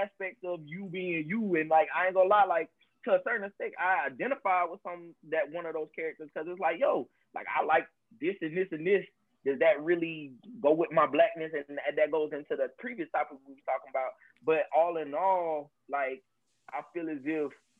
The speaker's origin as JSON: {"language": "English", "region": "Georgia", "country": "United States", "said": "I'm from Georgia"}